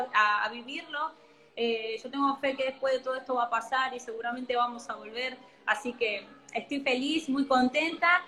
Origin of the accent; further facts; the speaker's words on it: Argentina; si bien amo mi país, amo Argentina